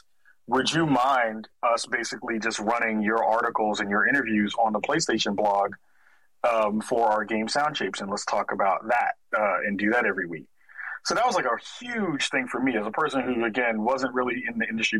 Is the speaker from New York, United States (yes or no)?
yes; New York City, New York, United States; moved away as an adult; now in Portland, United States; I'm from the Bronx originally. Was born and raised in New York